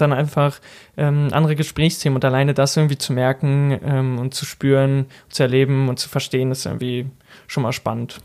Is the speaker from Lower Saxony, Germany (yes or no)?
yes; near Braunschweig, Lower Saxony, Germany; moved away as an adult; also born or lived in Ruhr area / Elztal; now in Berlin, Germany; in meiner Heimat, in der Nähe von Braunschweig, sagt man auch Birne